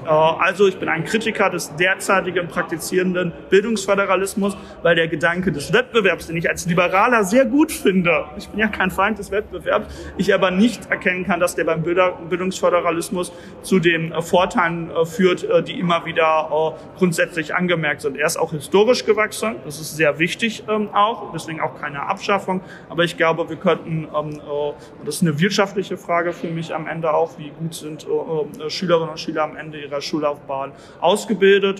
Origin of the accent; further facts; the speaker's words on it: Bielefeld, North Rhine-Westphalia, Germany; als Bielefelder